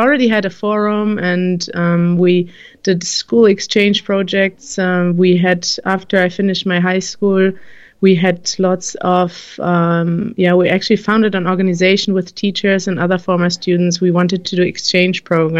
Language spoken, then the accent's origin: English; Münster, North Rhine-Westphalia, Germany; in my hometown in Münster, in Western Germany